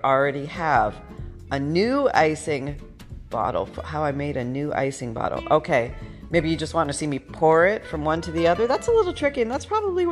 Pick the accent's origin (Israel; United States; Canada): Canada; I was born in Canada right when we were going through the changeover.